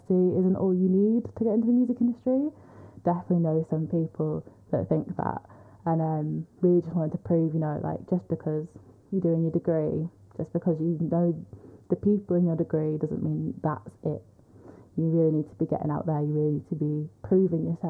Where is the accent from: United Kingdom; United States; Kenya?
United Kingdom; Manchester, North West England; I'm from Manchester